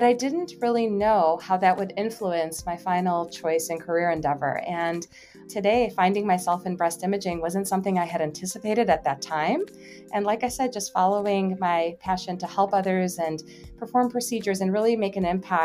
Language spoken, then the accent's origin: English; Chicago, Illinois, United States; I am from the Chicagoland area.